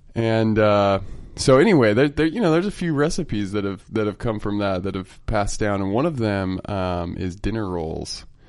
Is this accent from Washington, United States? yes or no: no; Utah, United States; I'm from Utah